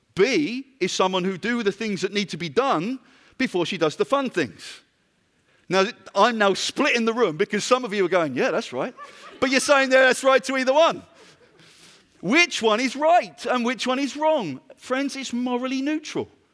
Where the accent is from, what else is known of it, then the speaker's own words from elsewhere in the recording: United Kingdom; I'm from Britain.